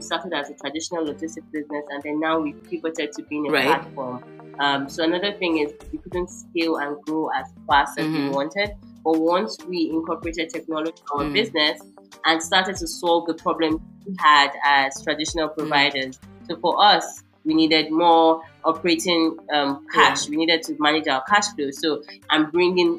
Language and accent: English; Uyo, Akwa Ibom, Nigeria; my hometown, Uyo